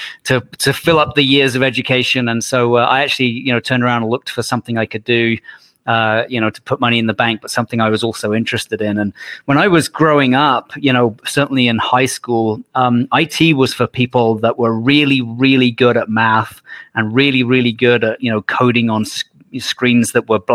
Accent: United Kingdom; moved away as an adult; now in Calgary, Canada; I went back home to the UK, went to law school for 4 years

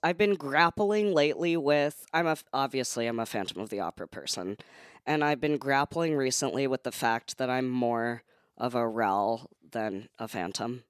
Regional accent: San Francisco, California, United States; moved away; It was really fun to grow up in.

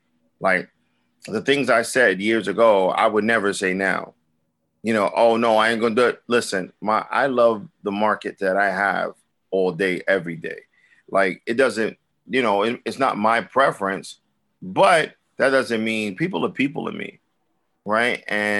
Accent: Brooklyn, New York, United States; I'm from Brooklyn. We walk the way we walk every day, all day, no matter what character we in. It's just Brooklyn.

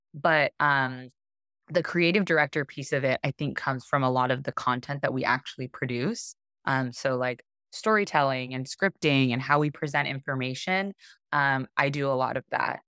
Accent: Arizona, United States; moved away as an adult; also born or lived in Hawaii; I grew up in Arizona, um, which is a landlocked state

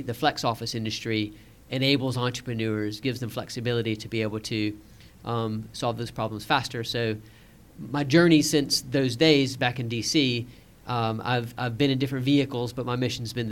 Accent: Savannah, Georgia, United States; moved away as an adult; also born or lived in Washington, D.C.; now in London, United Kingdom; I'd left my hometown of Savannah, Georgia

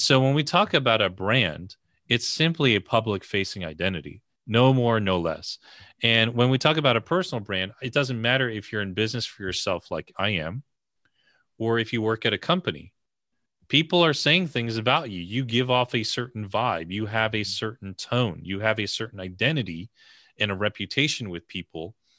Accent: the New York area, United States; I grew up in the New York area

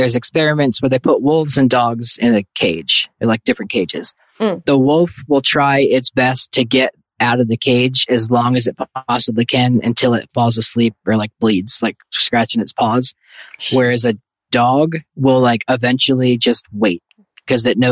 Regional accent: New York City, New York, United States; moved away; when I grew up in New York City

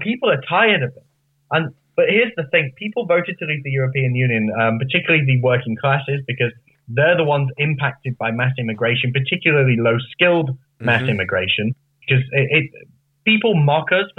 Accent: Lancashire, North West England, United Kingdom; I come from a town in northwest England in Lancashire.

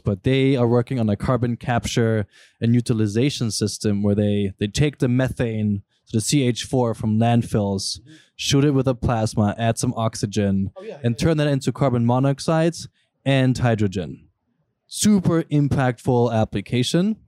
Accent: Germany; moved away; I grew up in Germany

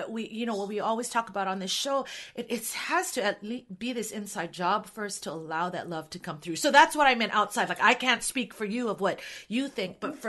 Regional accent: Hawaii, United States; moved away; I grew up in Hawaii

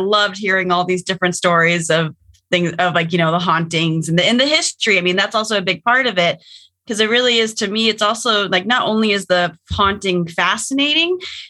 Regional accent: Pacific Northwest, United States; we have family in Georgia, but we grew up in the Pacific Northwest.

